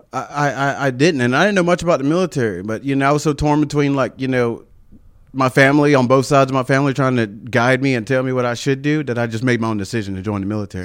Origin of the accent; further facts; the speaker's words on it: Travelers Rest, South Carolina, United States; accent: country; also born or lived in Marietta, South Carolina; T R, Traveler's Rest, went to T R High School